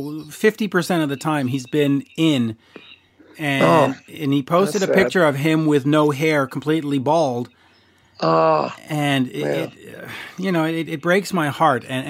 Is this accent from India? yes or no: no; Canada; as a Canadian